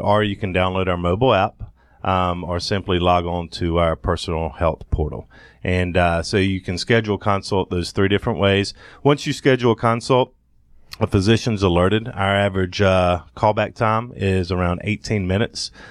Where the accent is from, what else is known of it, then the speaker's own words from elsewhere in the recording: Thomasville, Georgia, United States; moved away as an adult; also born or lived in Athens, Georgia; now in Atlanta, United States; born and raised in Thomasville, Georgia